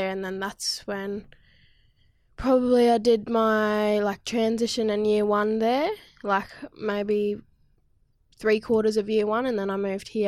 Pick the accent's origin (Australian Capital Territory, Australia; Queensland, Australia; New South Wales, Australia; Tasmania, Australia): Queensland, Australia; Cairns; also born or lived in Victoria / Ballarat; in Cairns, um, and then I travelled between Victoria and Cairns and Ballarat because Dad was in the army.